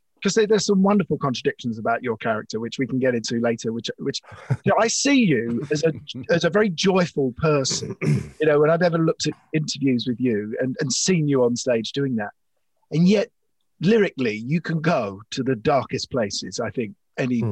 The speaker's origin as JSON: {"language": "English", "region": "London", "country": "United Kingdom", "tie": "born or raised there", "said": "I grew up in Islington on Essex Road"}